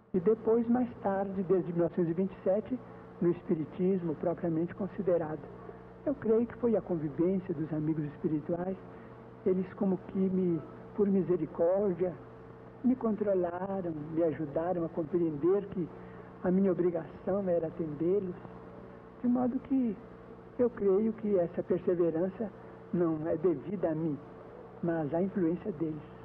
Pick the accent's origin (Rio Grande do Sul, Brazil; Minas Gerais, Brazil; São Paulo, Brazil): Minas Gerais, Brazil; Pedro Leopoldo; moved away as an adult; now in Uberaba, Brazil; em Pedro Leopoldo, onde eu nasci, como aqui em Uberaba, onde eu já estou praticamente há 10 anos